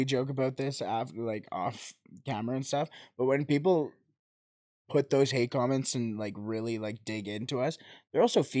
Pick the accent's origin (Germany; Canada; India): Canada